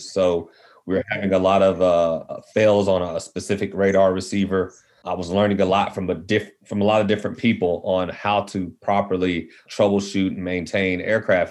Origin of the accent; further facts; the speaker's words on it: Midland, Texas, United States; also born or lived in Fort Worth, Texas; I was born in West Texas, Midland to be exact. So Friday Night Lights was you know my my real life. I saw I knew some of those guys growing up. Moved to Fort Worth